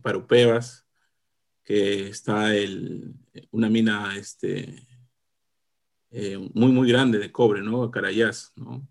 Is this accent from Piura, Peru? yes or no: no; Lima, Peru; also born or lived in Congata, Arequipa, Peru; yo, nací en Arequipa. Estaba hasta los casi seis años, o un poco menos de repente, luego emigramos aquí a, Lima con, con, mi familia